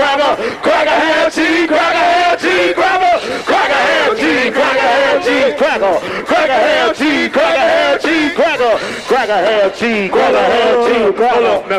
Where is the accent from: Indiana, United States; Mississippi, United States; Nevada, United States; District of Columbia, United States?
Mississippi, United States; I'm from Mississippi.